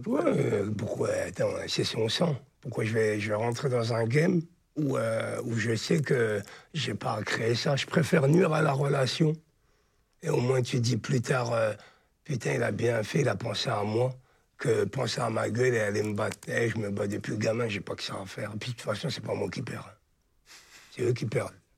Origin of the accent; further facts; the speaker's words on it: Charleville-Mézières, Grand Est, France; moved away as an adult; now in Paris, France; Je suis des Ardennes de Charleville-Mézières. J'ai passé jusqu'à mon bac scientifique.